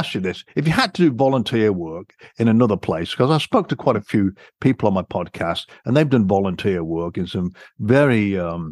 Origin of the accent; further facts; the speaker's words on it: England, United Kingdom; accent: British; moved away; I'm a Brit, you can tell from my accent, but being born and raised there